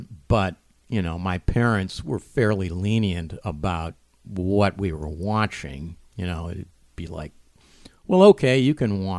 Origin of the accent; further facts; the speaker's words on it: Cleveland, Ohio, United States; I grew up in Cleveland, of course